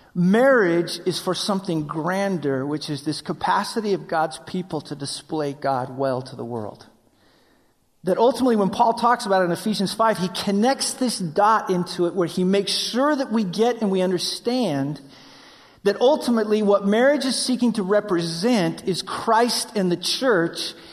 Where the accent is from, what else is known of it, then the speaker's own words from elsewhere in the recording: Wyoming, United States; I grew up in Wyoming